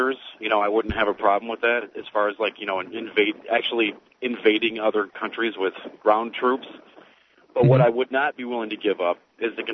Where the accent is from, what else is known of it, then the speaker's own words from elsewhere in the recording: United States; as an American